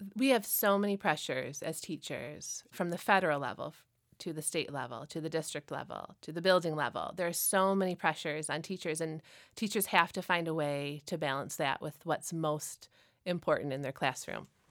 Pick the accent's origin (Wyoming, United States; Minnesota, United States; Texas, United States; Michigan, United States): Michigan, United States; Frankenmuth; I actually grew up in Frankenmuth